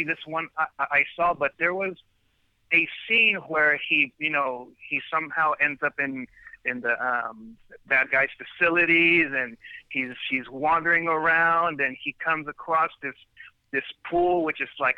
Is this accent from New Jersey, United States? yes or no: no; Sacramento, California, United States; I am from California, Northern California, Sacramento, which is the capital of the state. And I've been here my whole life